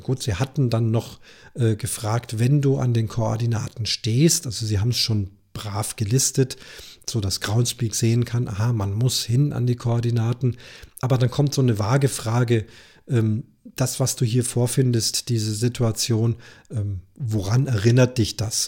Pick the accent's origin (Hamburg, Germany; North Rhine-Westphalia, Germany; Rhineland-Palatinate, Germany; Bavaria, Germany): Bavaria, Germany; Munich; bei uns in München